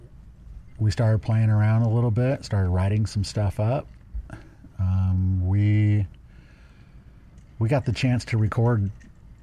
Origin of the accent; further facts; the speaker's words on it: Ohio, United States; moved away; also born or lived in Los Angeles; we're all from Ohio